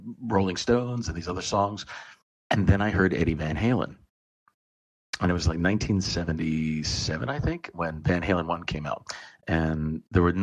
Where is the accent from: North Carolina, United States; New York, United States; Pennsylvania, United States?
Pennsylvania, United States; outside of Philadelphia; I grew up outside of Philadelphia.